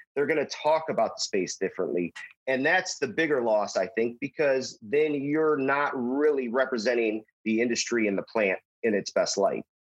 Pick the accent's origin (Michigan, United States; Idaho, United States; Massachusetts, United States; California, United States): Michigan, United States; Detroit; born and raised in Detroit